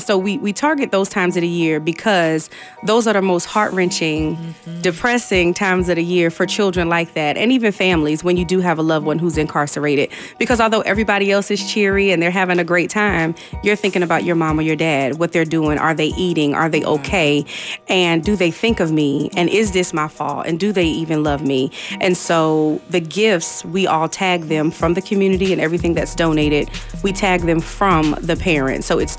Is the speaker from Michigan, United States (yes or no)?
no; Newark, New Jersey, United States; now in Hampton Roads, United States; I grew up in Newark, New Jersey, where it's not as beautiful as Virginia.